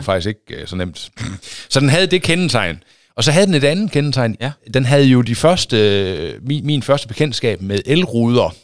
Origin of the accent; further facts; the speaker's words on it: Aulum, Central Denmark Region, Denmark; moved away as an adult; also born or lived in Tarm / Thisted / Aarhus; now in Holstebro, Denmark; Jeg er opvokset i Aulum.